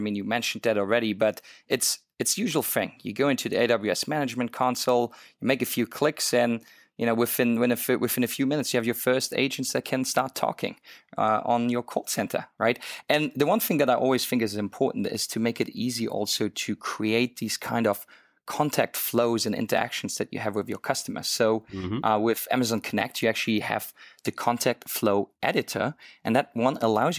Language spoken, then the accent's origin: English; Luxembourg; English is a second language; now in Hong Kong; if the listener actually wondered why my accent sounds so funny, I'm not originally from Hong Kong. I'm actually from a small little country called Luxembourg, and lived in so many different countries and started speaking different languages.